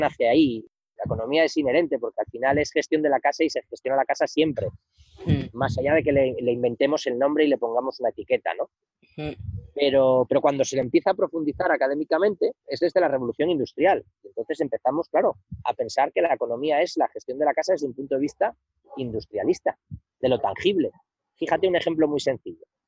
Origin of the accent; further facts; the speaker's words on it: Somiedo, Asturias, Spain; also born or lived in Madrid / San Francisco; yo no te estoy hablando desde mi pueblo, desde Somiedo